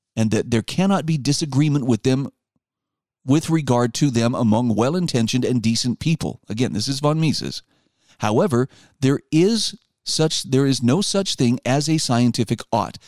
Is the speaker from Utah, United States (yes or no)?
yes; Utah, United States; my home state of Utah